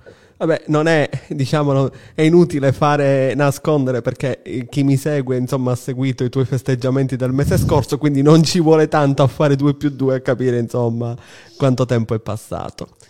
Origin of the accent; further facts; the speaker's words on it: Palermo, Sicily, Italy; siamo palermitani tutti e tre